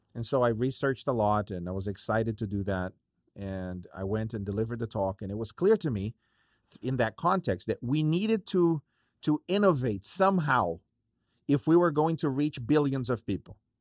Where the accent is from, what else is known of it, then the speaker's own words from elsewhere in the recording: Brazil; moved away; I grew up in Brazil